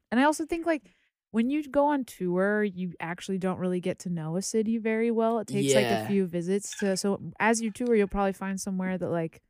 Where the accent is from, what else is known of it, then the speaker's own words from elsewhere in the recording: Indiana, United States; moved away; also born or lived in Chicago; I was from Indiana, then went to Chicago